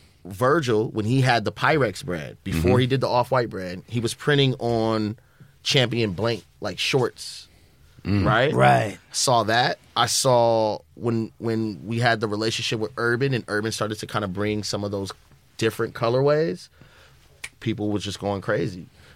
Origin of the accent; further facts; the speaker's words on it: Los Angeles, California, United States; being from the West, from L.A.